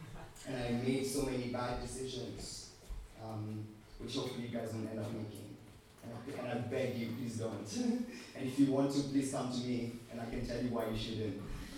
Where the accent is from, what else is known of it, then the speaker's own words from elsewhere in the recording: Kenya; I came from Kenya, I had nothing